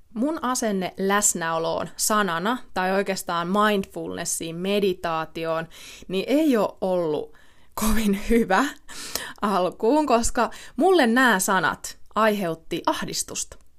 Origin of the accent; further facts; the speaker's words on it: Ilmajoki, South Ostrobothnia, Finland; mä oon kotosin Ilmajoelta, mä oon asunut siellä monta monta vuotta